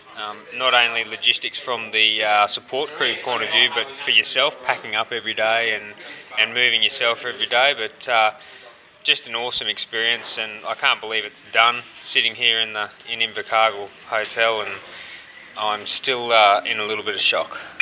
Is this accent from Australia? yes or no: yes; Brisbane, Queensland, Australia; I'm from Brisbane, Australia